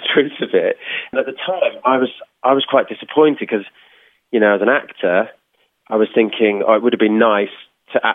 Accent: Birmingham, West Midlands, United Kingdom; I'm from Birmingham originally

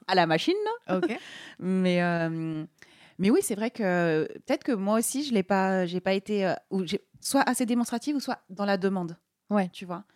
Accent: Normandy, France; moved away; vers chez moi en Normandie

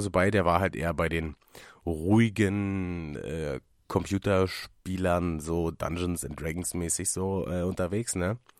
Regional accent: Germany; hier in Münchenberg, da, wo ich herkomme

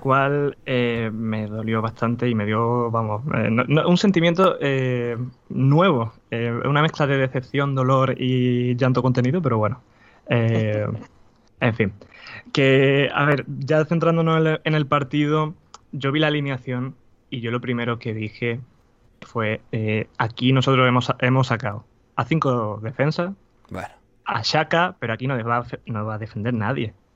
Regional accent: Spain; yo soy español

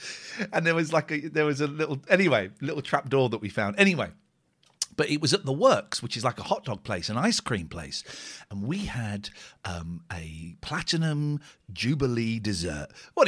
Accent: Bradford, Yorkshire and the Humber, United Kingdom

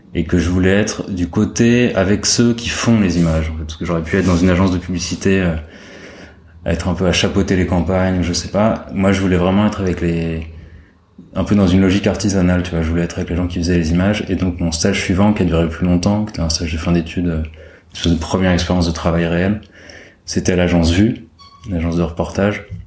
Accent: Paris, Île-de-France, France; j'ai grandi à Paris.

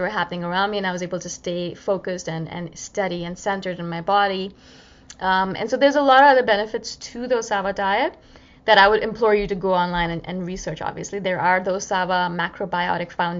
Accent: India; being an Indian and loving my spices

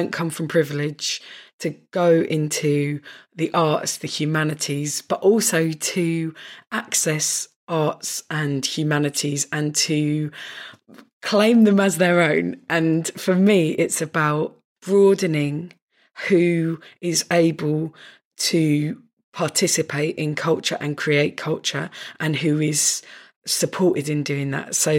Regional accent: North Kent, South East England, United Kingdom; we're both from North Kent

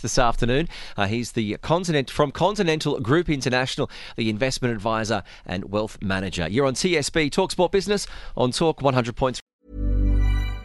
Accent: Australia; I'm Australian

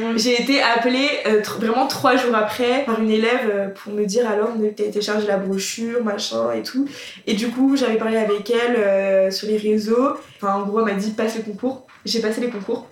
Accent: Somme, Hauts-de-France, France; je viens de la campagne, je viens euh, de la Somme, milieu très agricole également

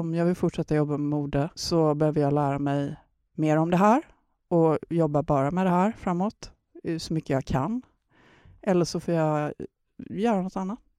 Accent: Gothenburg, Västra Götaland, Sweden; moved away; åka till mina hemtrakter. Jag är ju från Göteborg

